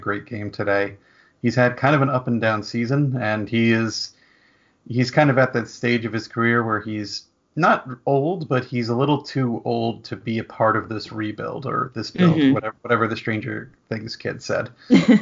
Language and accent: English; New Jersey, United States; I'm from New Jersey, so I always root for James Van Riemsdyk, because I grew up the next town over from his hometown